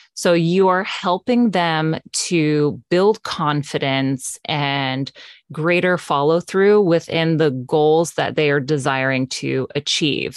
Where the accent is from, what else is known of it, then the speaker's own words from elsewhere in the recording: West Palm Beach, Florida, United States; I am born and raised in South Florida, West Palm Beach area